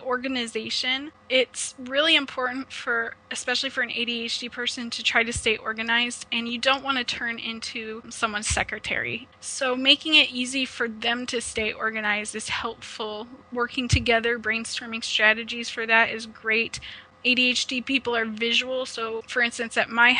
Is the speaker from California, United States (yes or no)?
no; Omaha, Nebraska, United States; now in Ontario, Canada; I am originally from Omaha, Nebraska, but I've relocated to Ontario, Canada